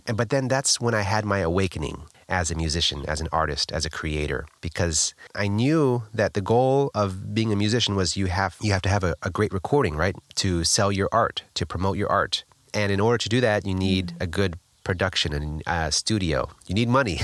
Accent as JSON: {"language": "English", "town": "Los Angeles", "region": "California", "country": "United States", "tie": "born or raised there", "said": "Born in Los Angeles, California, I come from a musical background"}